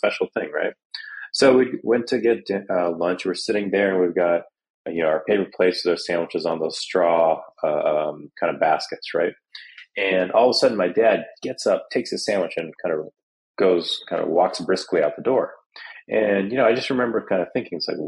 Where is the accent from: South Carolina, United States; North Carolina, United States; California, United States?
California, United States; Salinas; also born or lived in Santa Cruz, California; my sisters and I grew up in Salinas